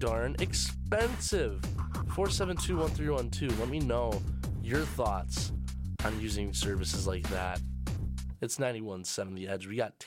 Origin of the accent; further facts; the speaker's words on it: Kenosha, Wisconsin, United States; I'm originally from Kenosha